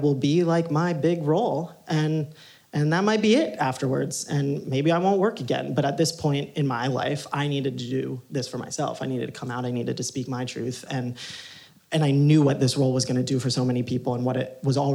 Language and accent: English; Ohio, United States; I grew up in Ohio